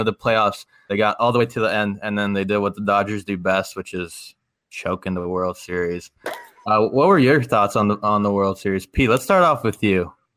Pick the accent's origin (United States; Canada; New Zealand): Canada; I'm I'm Canadian.